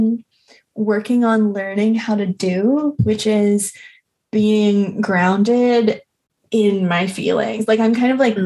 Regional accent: East Coast, United States; now in Philadelphia, United States; I grew up on the East Coast

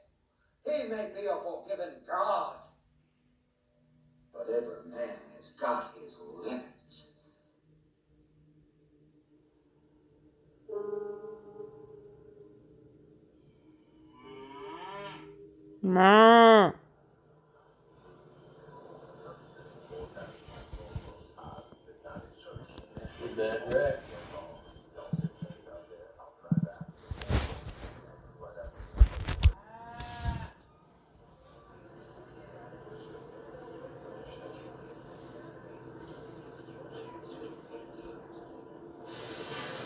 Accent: Australia; accent: Australian; my Australian accent

